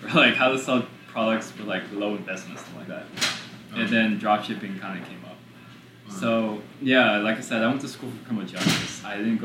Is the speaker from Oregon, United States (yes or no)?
no; New York City, New York, United States; now in Houston, United States; We were born here in Houston, but we lived in New York, in Brooklyn, for about 11, 12 years, and then came back here to Houston. So my childhood, I was raised in Brooklyn, but my adulthood is here in Houston.